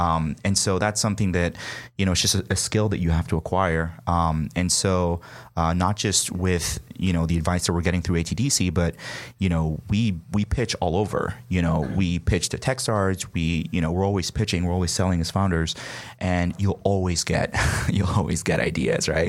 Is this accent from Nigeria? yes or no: yes; Nigeria; moved away as an adult; also born or lived in New York; now in United States; I'm from Nigeria originally, uh, came here for college